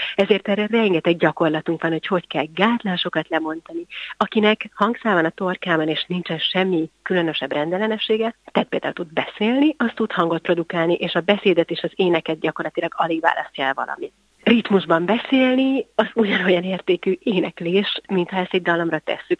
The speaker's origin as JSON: {"language": "Hungarian", "region": "Budapest", "country": "Hungary", "tie": "born or raised there", "said": "gyerekként, én Budapesten jártam zenei általános iskolába, aztán a gimnáziumba"}